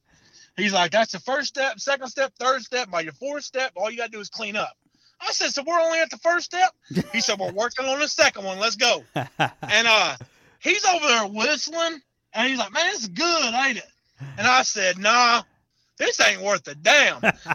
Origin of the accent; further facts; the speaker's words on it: Oklahoma, United States; I'm from Oklahoma